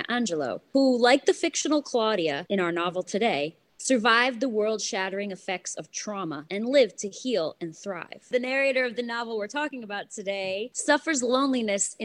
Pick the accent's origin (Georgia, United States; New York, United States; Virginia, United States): New York, United States; New York City; when growing up in Brooklyn in the 80s